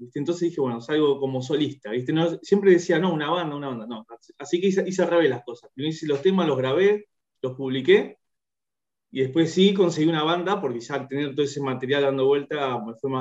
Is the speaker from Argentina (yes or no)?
yes; Bahía Blanca, Buenos Aires Province, Argentina; moved away as an adult; also born or lived in Sarmiento, Chubut; now in Neuquén, Argentina; estoy viviendo en Neuquén, en Neuquén Capital, soy de Bahía Blanca, pero ya hace, yo hace un tiempo largo, ya hace 15 años me fui de Bahía